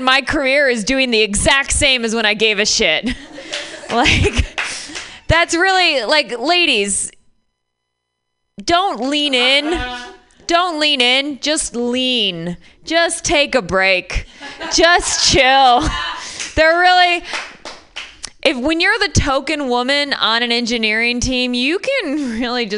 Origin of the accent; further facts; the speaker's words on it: Michigan, United States; I'm from Michigan